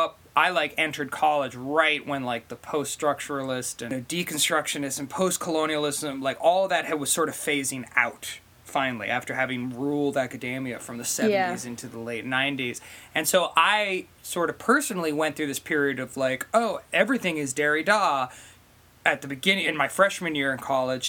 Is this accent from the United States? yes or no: yes; United States; growing up in the multi-culti generation in America